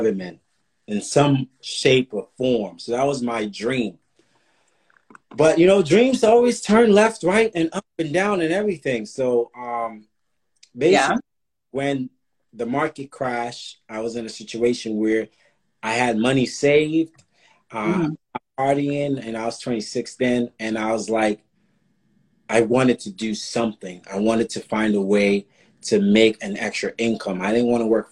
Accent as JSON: {"language": "English", "town": "Franklin", "region": "New Jersey", "country": "United States", "also_born_or_lived": "Columbus, Ohio / Harlem, New York", "moved": "as an adult", "said": "I'm from Jersey originally, Somerset Franklin"}